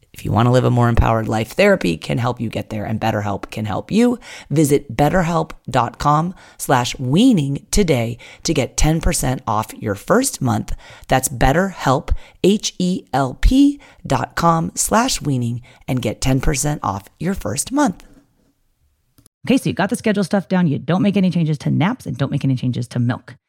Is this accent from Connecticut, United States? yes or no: no; Poway, California, United States; my hometown of Poway, California